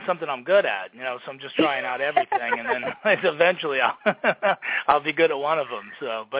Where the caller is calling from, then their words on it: New Jersey, United States; I'm in New Jersey in my house. We survived Hurricane Sandy, so we're still standing here. And, calling you from here.